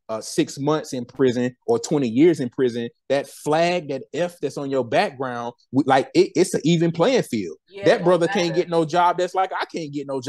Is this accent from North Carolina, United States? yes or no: yes; Winston-Salem, North Carolina, United States; my hometown, Winston-Salem.